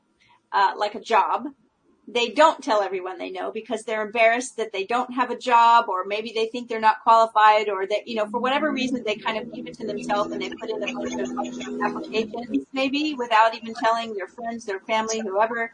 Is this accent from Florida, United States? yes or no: no; California, United States; moved away; I was originally from California